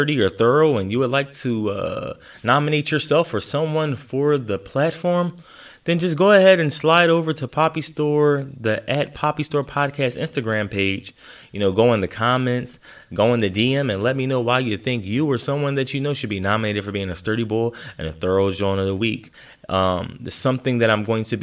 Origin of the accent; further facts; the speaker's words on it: Philadelphia, Pennsylvania, United States; as a Philadelphian, a true Philadelphian